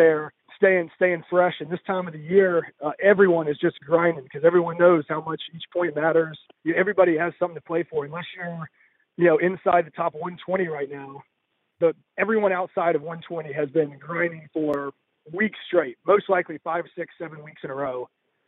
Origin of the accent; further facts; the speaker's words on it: Mobile, Alabama, United States; grainy greens like I grew up on in Mobile